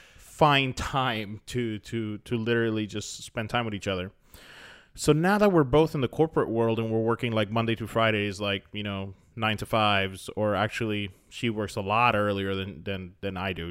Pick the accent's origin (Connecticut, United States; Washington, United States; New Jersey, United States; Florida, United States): Florida, United States; I grew up in Florida